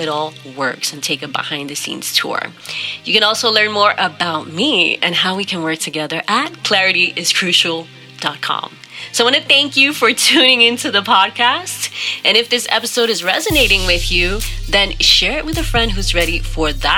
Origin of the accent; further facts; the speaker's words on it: New York City, New York, United States; moved away as an adult; now in Miami, United States; I was born in New York